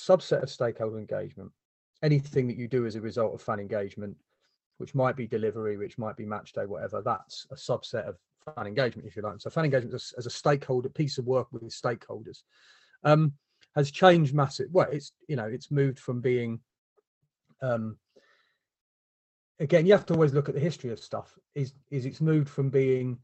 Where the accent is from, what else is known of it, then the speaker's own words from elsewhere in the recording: London, United Kingdom; moved away; I was born down the road from the ground